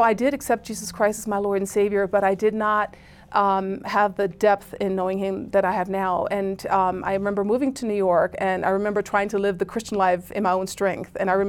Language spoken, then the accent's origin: English; Germany; I grew up in Germany